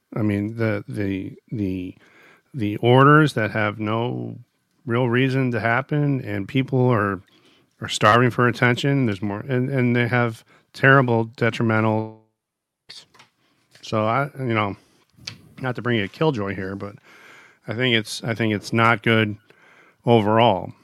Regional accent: United States; As an American

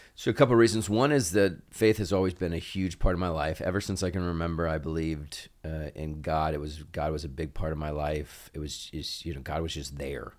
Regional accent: Oxford, Ohio, United States; also born or lived in Cincinnati, Ohio; I was born in Cincinnati and I consider it home, but was really raised uh, in large part in Oxford, in Butler County

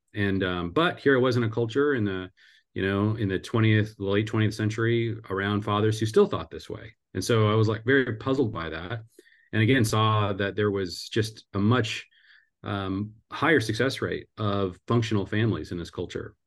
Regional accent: Seattle, Washington, United States; now in Cincinnati, United States; I grew up in the Seattle area

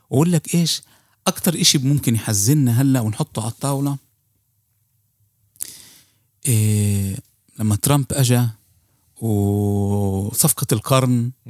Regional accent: Palestine; بتحس انه انه حتى احنا كفلسطينيين يعني حتى منظمة التحرير

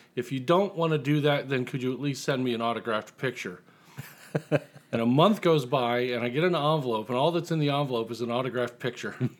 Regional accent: Indiana, United States; I'm from Indiana

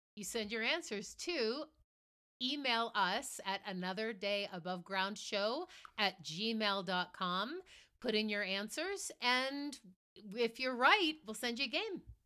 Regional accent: Boston, Massachusetts, United States; now in Colorado, United States; I grew up in Boston

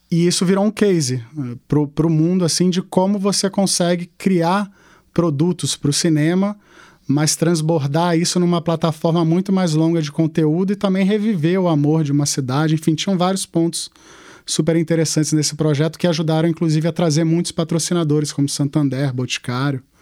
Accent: Manaus, Amazonas, Brazil; accent: carioca; primeiro eu sou de Manaus.

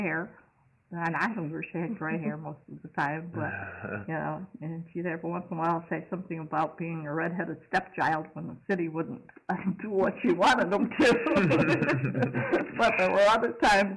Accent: Western New York, United States; moved away; I grew up in Western New York

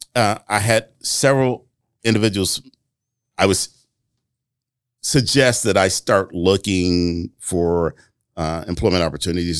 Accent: Flint, Michigan, United States; moved away as an adult; now in Marion, United States; growing up in Flint, Michigan

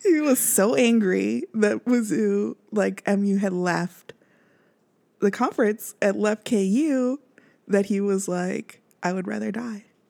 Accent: Kansas City, Missouri, United States; moved away; if I'm from Kansas, even out here, if I wear royals out there, like, "You from Kansas City?" I'm like, "Yeah."

